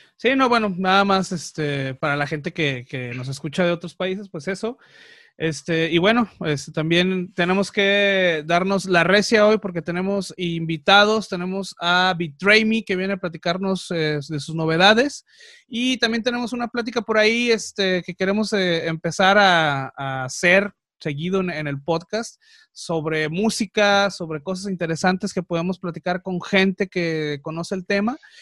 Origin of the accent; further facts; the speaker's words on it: Mexico; soy mexicano, me encanta el Día de Muertos